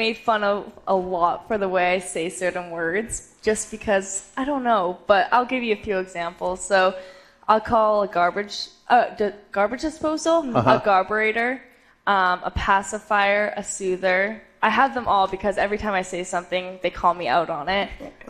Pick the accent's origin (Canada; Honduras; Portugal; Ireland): Canada; now in College Station, United States